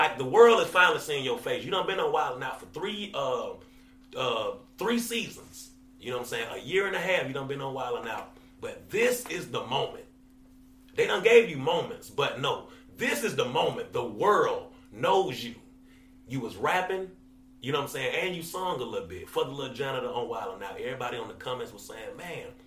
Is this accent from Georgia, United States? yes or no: yes; Atlanta, Georgia, United States; I'm from Atlanta.